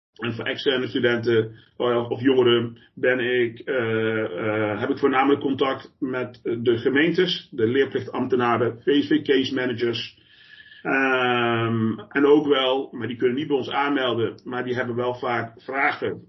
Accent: Eindhoven, North Brabant, Netherlands; moved away as an adult; now in The Hague, Netherlands; ik kom oorspronkelijk ook eh, van buiten de Randstad. Eh, ik kom uit Eindhoven

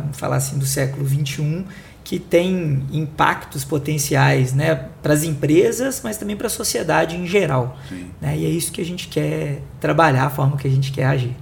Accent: Belo Horizonte, Minas Gerais, Brazil; accent: mineiro; sou de Belo Horizonte, é, atuei né, a minha vida inteira é, em BH

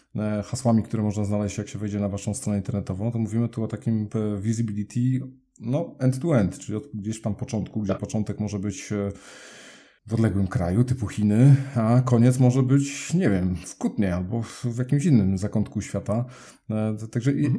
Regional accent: Poznań, Greater Poland, Poland; pochodzimy w sumie obydwaj z Poznania

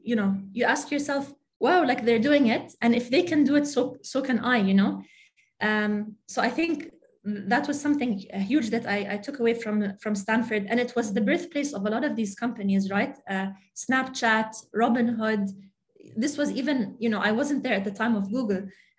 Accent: Saudi Arabia; also born or lived in Jordan; So I grew up in Saudi Arabia and Jordan. I'm really attached to the region, really attached to my family here, everything that the culture has to offer, the food, the history, the arts, very attached to the region.

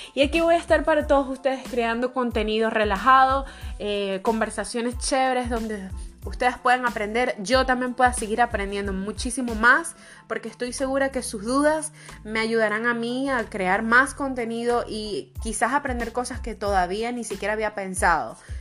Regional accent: Venezuela; soy venezolana

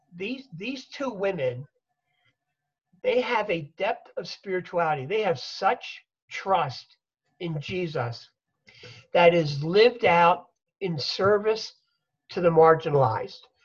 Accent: Philadelphia, Pennsylvania, United States; I'm a Philadelphia boy. I grew up in Philly

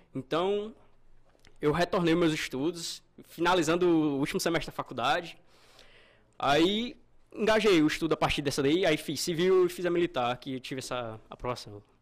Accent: Russas, Ceará, Brazil; eu sou do interior do Ceará, é Russas

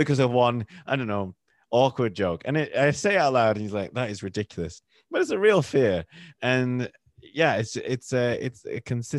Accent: the north of England, United Kingdom; accent: northern; when I'm with my family, we're from the north of England, my accent changes. I'll go more northern.

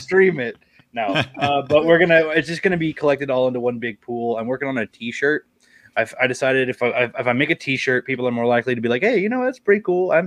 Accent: Oklahoma, United States; I'm from Oklahoma

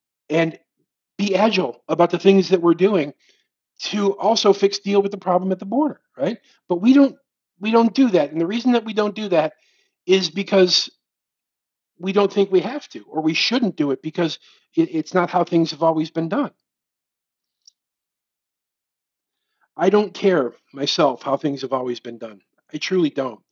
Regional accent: United States

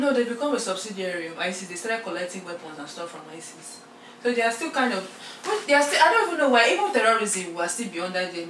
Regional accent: Nigeria; English is a second language

